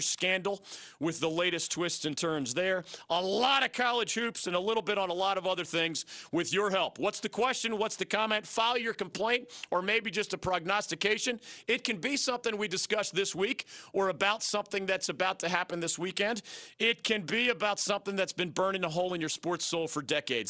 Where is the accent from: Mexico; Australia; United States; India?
United States; Philadelphia, Pennsylvania; moved away; my hometown of Philadelphia